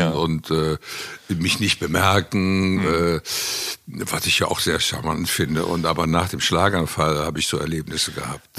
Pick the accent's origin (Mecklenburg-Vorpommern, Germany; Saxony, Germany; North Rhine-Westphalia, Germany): North Rhine-Westphalia, Germany; Cologne; Also ich fühle mich in Köln schon sehr wohl, muss man schon sagen. Also Köln ist eindeutig mein, meine Heimat.